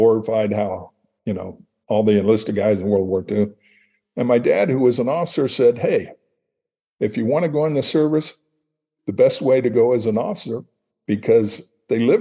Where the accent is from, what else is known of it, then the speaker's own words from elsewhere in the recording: Prairie Village, Kansas, United States; the neighborhood I grew up in Prairie Village, Kansas, in the 50s